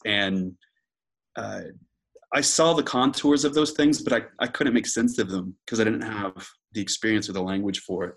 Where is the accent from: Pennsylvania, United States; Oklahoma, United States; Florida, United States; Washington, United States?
Oklahoma, United States; Moore; moved away as an adult; now in Oxford, United Kingdom; I'm from Oklahoma City, uh, more specifically, Moore, Oklahoma, which is a uh, suburb of Oklahoma City